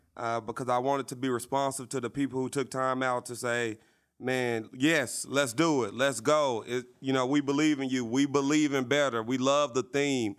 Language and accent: English; Little Rock, Arkansas, United States; growing up in Little Rock